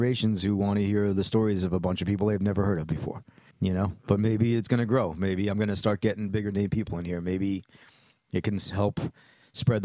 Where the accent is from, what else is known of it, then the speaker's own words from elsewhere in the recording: New York City, New York, United States; growing up in Whitestone